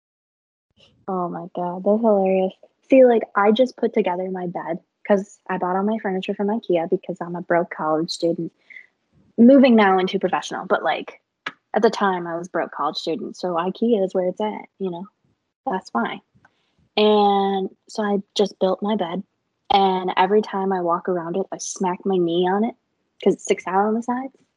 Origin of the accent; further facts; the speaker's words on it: Illinois, United States; moved away as an adult; now in Tennessee, United States; I was born in Illinois, lived there my whole life, and just recently moved to Tennessee for a career